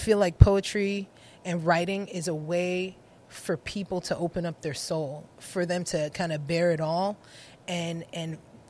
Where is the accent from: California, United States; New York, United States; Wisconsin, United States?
New York, United States; New York City; moved away; also born or lived in Connecticut; Or Brooklyn, because we grew up in Brooklyn.